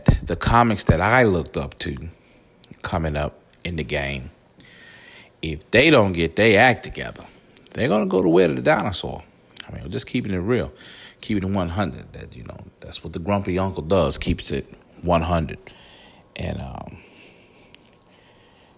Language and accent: English; Vicksburg, Mississippi, United States; now in Atlanta, United States; I'm from Vicksburg, Mississippi, originally. Now I'm living in the ATL